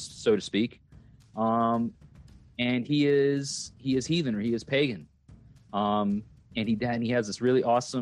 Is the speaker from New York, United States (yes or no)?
yes; Long Island, New York, United States; moved away; also born or lived in Catskills, New York; I'm not even from upstate New York, but I'm from Long Island, and I moved to like the lower foothills of the Catskill Mountain Range.